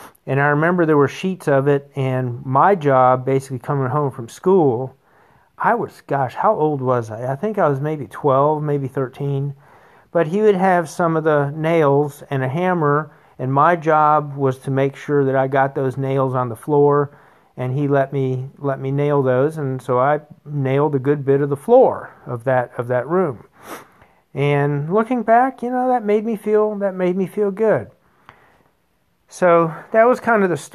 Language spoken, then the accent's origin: English; Wilmington, North Carolina, United States; I grew up in Wilmington, North Carolina.